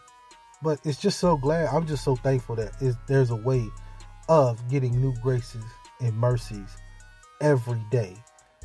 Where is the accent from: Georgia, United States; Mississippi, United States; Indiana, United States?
Mississippi, United States; Hattiesburg; moved away; my hometown, Hattiesburg, Mississippi